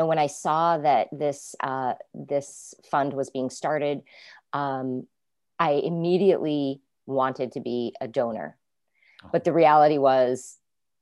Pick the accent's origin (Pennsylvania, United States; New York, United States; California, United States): New York, United States; Whitesboro; also born or lived in Saratoga Springs, New York / New Hartford, New York; Born in Saratoga Springs, New York, but my family was living here in Whitesboro at the time.